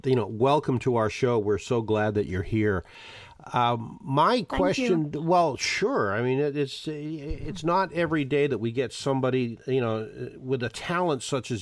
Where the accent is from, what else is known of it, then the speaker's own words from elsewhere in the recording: Boston, Massachusetts, United States; I grew up in Boston, Massachusetts